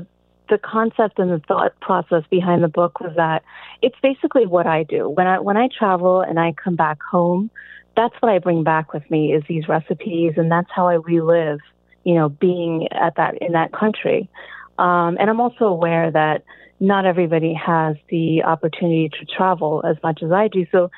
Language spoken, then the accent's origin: English; Galloway, New Jersey, United States; It's about 10 minutes outside of Atlantic City.